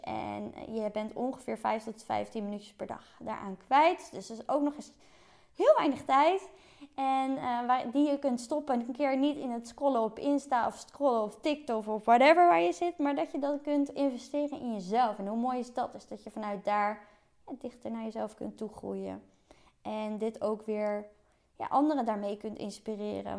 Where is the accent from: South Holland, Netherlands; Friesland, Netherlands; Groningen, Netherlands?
South Holland, Netherlands; Gouda; moved away as an adult; also born or lived in Utrecht; doordat ik uit Gouda kwam